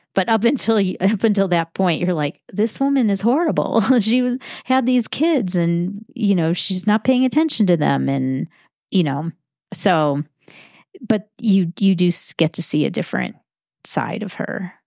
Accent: Chicago, Illinois, United States; I grew up in Chicago

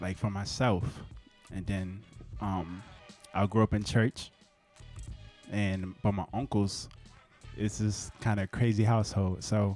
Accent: New Orleans, Louisiana, United States; I'm from New Orleans

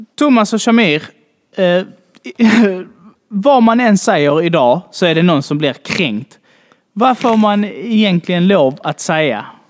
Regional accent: Malmö, Skåne, Sweden; jag är från Malmö, född och uppvuxen här

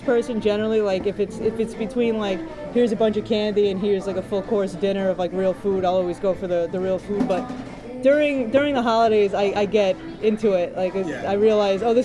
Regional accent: upstate New York, United States; accent: New York; also born or lived in Lynbrook, Long Island, New York; I'm from Long Island, and I lived on Long Island until I was 9 years old, so I was pretty young when we moved upstate, but I never lost the accent

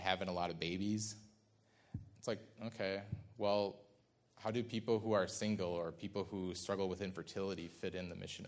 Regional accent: Midwest, United States; I'm a guy from the Midwest

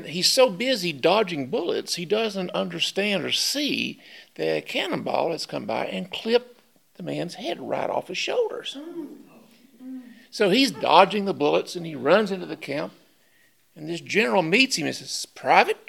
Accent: Wayne County, Kentucky, United States; now in Lexington, United States; I'm from Wayne County. I've been here in Lexington since 82

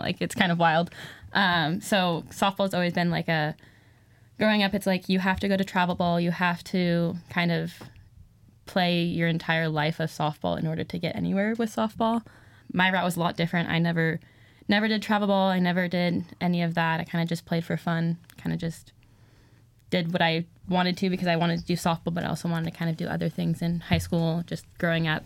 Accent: Santa Clarita, California, United States; I'm from Santa Clarita, California.

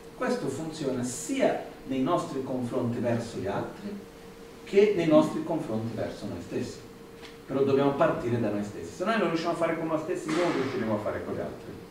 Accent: India; Italian is a second language; now in Italy; dove sono cresciuto in India

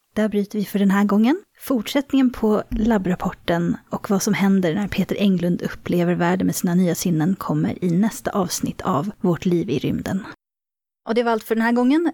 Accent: Sweden; accent: Swedish; min svenska accent

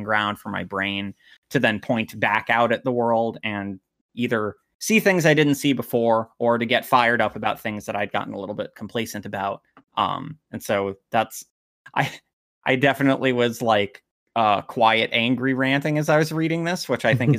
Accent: United States; I'm an American leftist

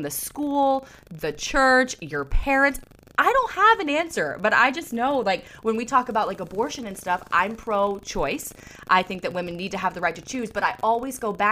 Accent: the South, United States; I grew up in the South

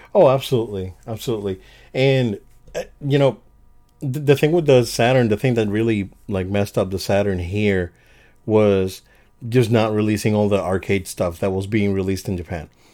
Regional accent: Puerto Rico; moved away; I, I born and raised in Puerto Rico

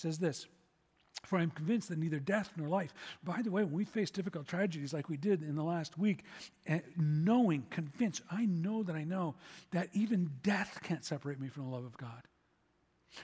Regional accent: Chicago, Illinois, United States; I'm from Chicago

